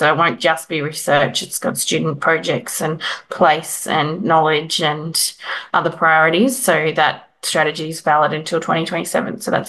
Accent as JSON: {"language": "English", "region": "Queensland", "country": "Australia", "moved": "as an adult", "lives_now": "Melbourne, Australia", "said": "I'm from Queensland and was in Melbourne, and none of my family lived down there"}